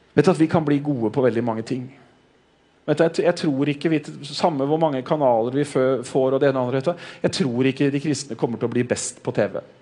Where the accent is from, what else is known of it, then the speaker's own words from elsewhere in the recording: Norway; som nordmenn